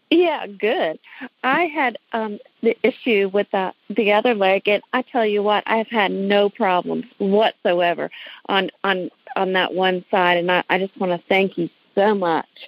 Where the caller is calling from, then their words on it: Newnan, Georgia, United States; I am calling from Newnan, Georgia.